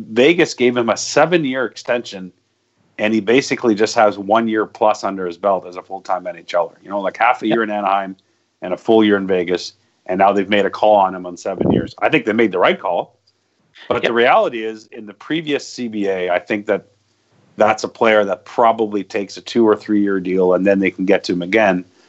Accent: Hearst, Ontario, Canada; moved away; where I grew up in Hearst, which is actually northern Ontario

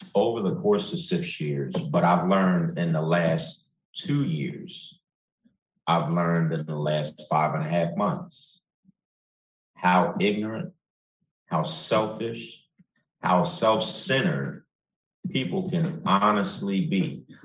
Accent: Chicago, Illinois, United States; I'm from Chicago

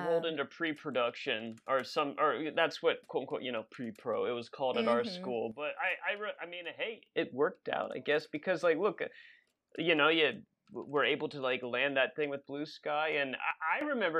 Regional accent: the South, United States; I'm from the South

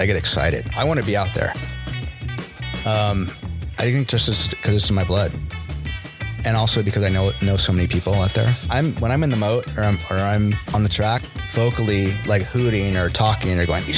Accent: Los Angeles, California, United States; also born or lived in Santa Monica; I was born in Los Angeles, and I've been here my whole life

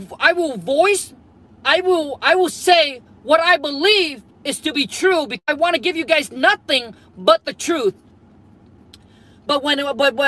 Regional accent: Vietnam; moved away; I was born and raised in Vietnam, grew up super dirt poor

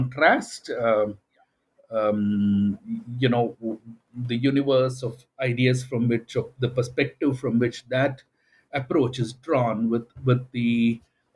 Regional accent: India

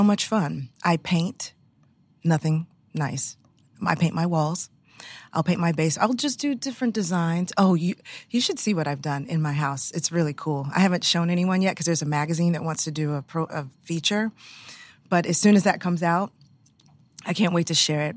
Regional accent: Houston, Texas, United States; moved away; I grew up in Houston, Texas

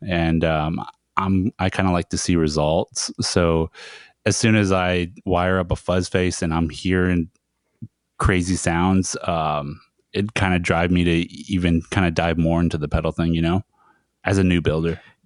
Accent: Browning, Montana, United States; my hometown, uh, Browning in Montana

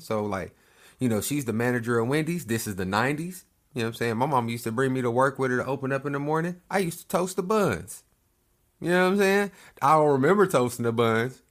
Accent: Lawton, Oklahoma, United States; moved away; My hometown, I'm from this little, little spot, Oklahoma. Lawton L Town

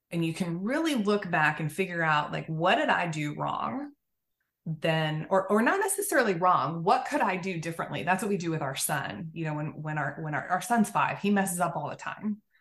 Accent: Oklahoma, United States; I grew up in Oklahoma, so kind of a southernish way of, of living.

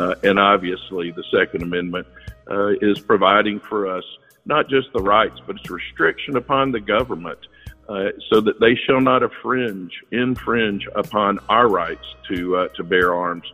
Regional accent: Marietta, Georgia, United States; moved away as an adult; also born or lived in Auburn, Alabama / Baltimore, Maryland; I grew up in Atlanta, Georgia, in a little community called Marietta, Georgia, and that's Cobb County, Georgia

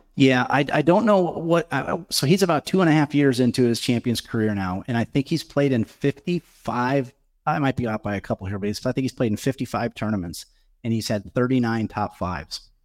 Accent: Omaha, Nebraska, United States; my hometown

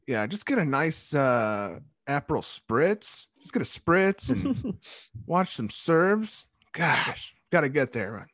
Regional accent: United States; As an American

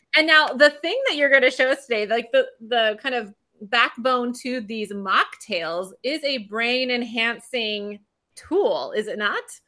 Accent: California, United States; also born or lived in England; growing up in California, I had sun all the time until I was in England

